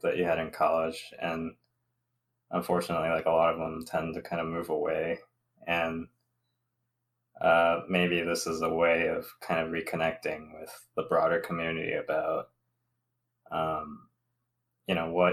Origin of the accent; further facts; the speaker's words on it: Southern California, United States; moved away as an adult; also born or lived in Alabama; now in Michigan, United States; I'm Taiwanese American. I'm age 29 and male. I'm an engineer by education, a Southern California native